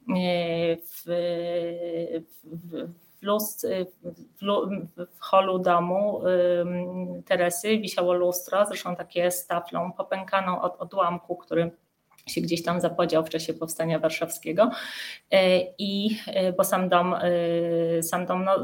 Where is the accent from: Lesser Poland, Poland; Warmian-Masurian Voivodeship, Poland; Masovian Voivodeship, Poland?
Lesser Poland, Poland; Kraków; moved away as an adult; jestem Ojej. krakowianką. I, i, I aż do końca studiów mieszkałam w Krakowie.